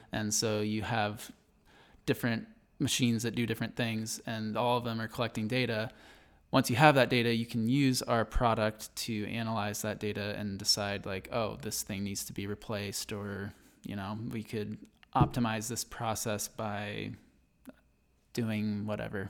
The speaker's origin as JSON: {"language": "English", "town": "Berrien Center", "region": "Michigan", "country": "United States", "tie": "born or raised there", "moved": "as an adult", "lives_now": "Idaho, United States", "said": "I was born in Berrien Center, Michigan, which is right by Berrien Springs, Michigan. Um, and I basically grew up till about nine or ten on the Andrews University campus"}